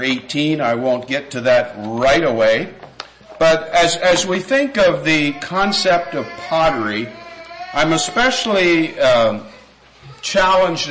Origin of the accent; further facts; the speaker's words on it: Lancaster, Pennsylvania, United States; moved away as an adult; now in West Virginia, United States; I grew up in Lancaster, Pennsylvania